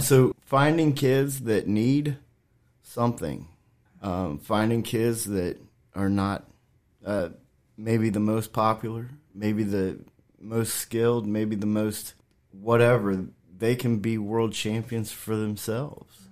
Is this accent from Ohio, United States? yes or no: yes; Washington Court House, Ohio, United States; moved away as an adult; now in Shenandoah Valley, United States; I'm originally from Washington Courthouse, Ohio. It's a small town south of Columbus